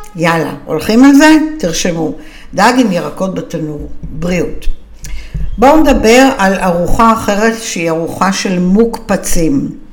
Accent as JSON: {"language": "Hebrew", "country": "Israel", "said": "אנחנו ישראלים מצויים"}